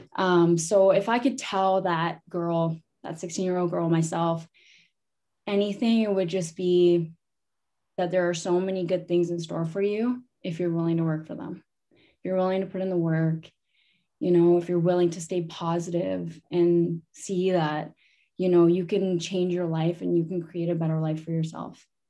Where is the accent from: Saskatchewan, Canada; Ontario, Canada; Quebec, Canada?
Ontario, Canada; Sarnia; I'm from Sarnia, Ontario. Uh, my reserve is called Omgenong. Um, I was born and raised there.